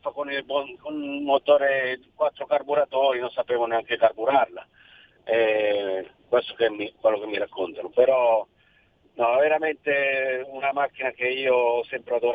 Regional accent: Cinisello Balsamo, Lombardy, Italy; now in Spain; io siccome sono cresciuto a Cinisello Valsa

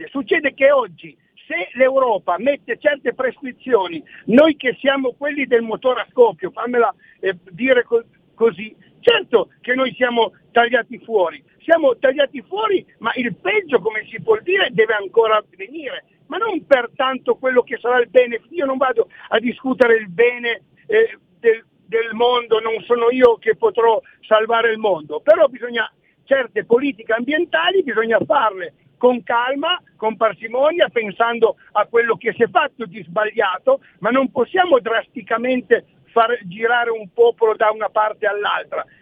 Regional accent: Torrazza Piemonte, Piedmont, Italy; Ho un collega che è di Castellamonte, io sono di Torrazza Piemonte, siamo a 40 km

